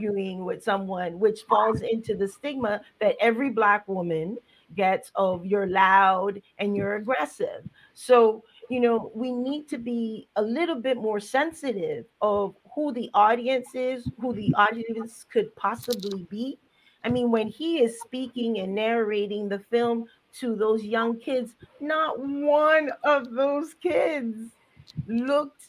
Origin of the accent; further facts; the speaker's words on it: Colón, Panama; now in Boston, United States; I'm from Panama. Can I just say I'm from Colón?